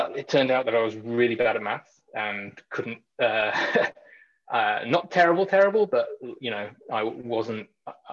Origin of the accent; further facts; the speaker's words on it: Knutsford, North West England, United Kingdom; moved away as an adult; also born or lived in Bay Area; now in San Francisco Bay Area, United States; I grew up in a little town in the northwest of England called Knutsford in Cheshire